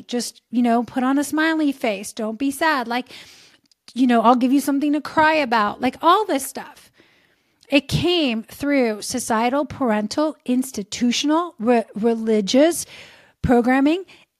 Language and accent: English; Lazio, Italy; I grew up in just outside of Rome, Italy, in near the Pope's summer residence